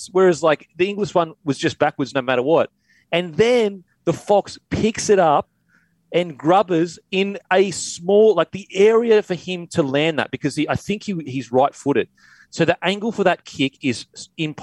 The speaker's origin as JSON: {"language": "English", "region": "Queensland", "country": "Australia", "said": "as a Queenslander"}